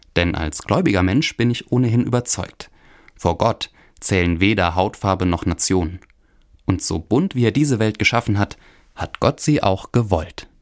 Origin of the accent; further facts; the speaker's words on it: Hunsrück, Rhineland-Palatinate, Germany; now in Koblenz, Germany; Gebürtig aus dem Hunsrück in Rheinland-Pfalz